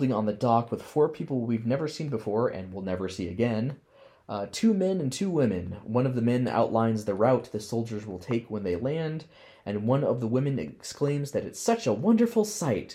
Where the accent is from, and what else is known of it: Deep South, United States; born or raised there